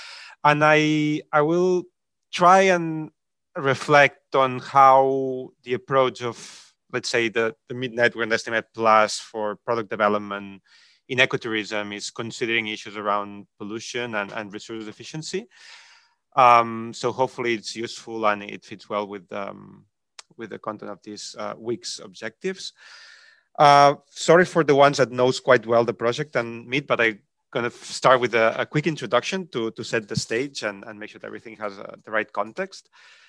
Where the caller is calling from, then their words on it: Malaga, Andalusia, Spain; I'm speaking from Malaga, southern Spain, at the IUCN Mediterranean Center.